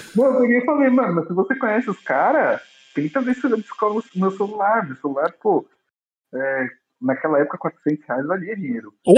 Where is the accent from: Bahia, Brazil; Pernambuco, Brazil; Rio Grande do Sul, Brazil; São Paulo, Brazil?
São Paulo, Brazil; eu sou de São Paulo. Nasci nascido e criado aqui no meio da favela